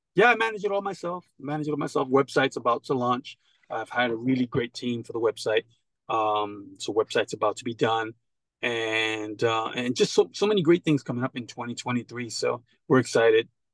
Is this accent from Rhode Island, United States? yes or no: no; New York, United States; growing up in New York